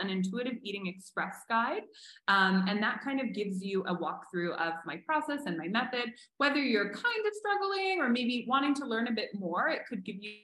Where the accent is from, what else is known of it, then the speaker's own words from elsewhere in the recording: Canada; now in Mexico; I'm Canadian, and it only just got to Canada